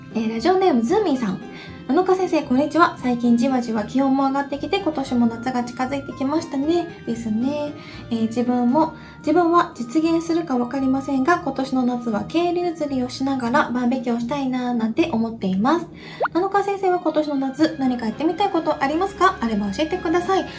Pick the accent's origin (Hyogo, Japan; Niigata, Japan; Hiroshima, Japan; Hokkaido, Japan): Hiroshima, Japan; accent: Hiroshima dialect; now in Tokyo, Japan; 広島弁は別に癖じゃないけん